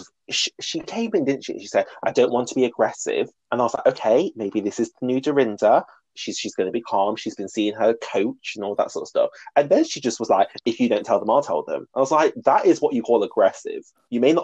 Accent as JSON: {"language": "English", "country": "United Kingdom", "said": "We're both British."}